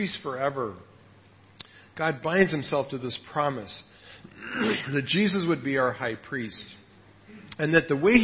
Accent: United States; now in Thailand; I'm really an American

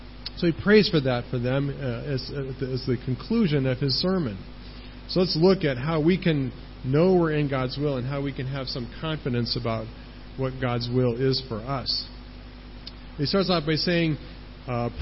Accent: United States; moved away as an adult; I'm from the United States and I don't live there.

